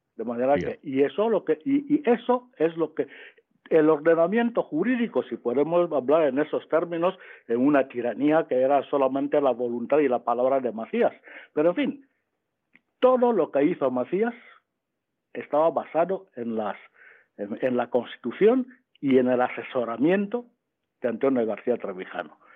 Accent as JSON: {"language": "Spanish", "country": "Equatorial Guinea", "tie": "born or raised there", "moved": "yes", "lives_now": "Spain", "said": "cuando yo nací, eh, estábamos en Guinea Ecuatorial"}